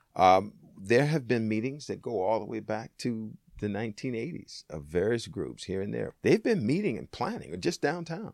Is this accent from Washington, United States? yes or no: yes; Tacoma, Washington, United States; also born or lived in Seattle, Washington; I was born in Tacoma, Washington